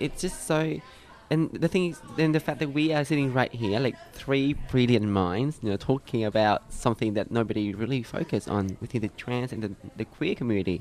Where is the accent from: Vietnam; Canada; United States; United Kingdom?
Vietnam; now in Australia; I'm from Vietnam